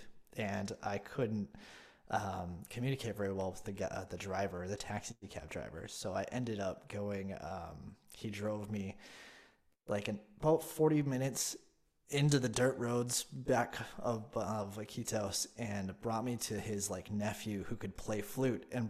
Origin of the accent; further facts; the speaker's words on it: Devils Lake, North Dakota, United States; moved away as an adult; also born or lived in Colorado / Maui / Kauai; now in North Carolina, United States; I grew up in North Dakota, and I lived right near the reservation